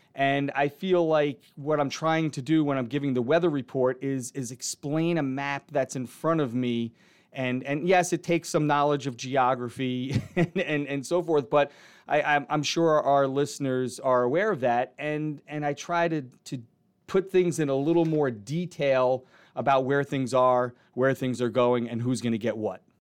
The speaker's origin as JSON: {"language": "English", "town": "New Rochelle", "region": "New York", "country": "United States", "tie": "born or raised there", "said": "I grew up down in New Rochelle in Westchester County"}